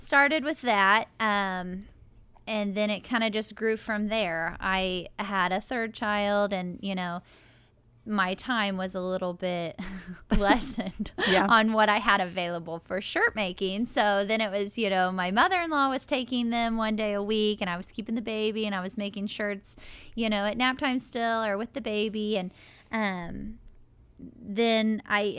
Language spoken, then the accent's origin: English; Seymour, United States; and I am from Seymour.